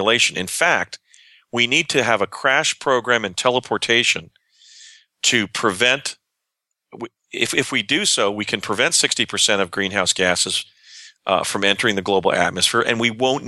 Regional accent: New Jersey, United States; also born or lived in Pennsylvania; I grew up in New Jersey and Pennsylvania where we could just walk into the woods and find glacial fossils

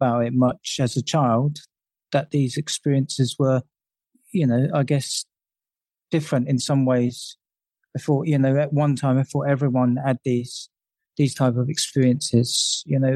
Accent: London, United Kingdom; I grew up in London and during the 70s

